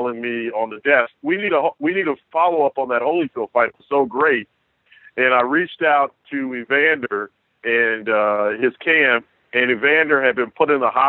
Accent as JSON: {"language": "English", "town": "Macon", "region": "Georgia", "country": "United States", "moved": "yes", "said": "I'm from originally from Macon, Georgia"}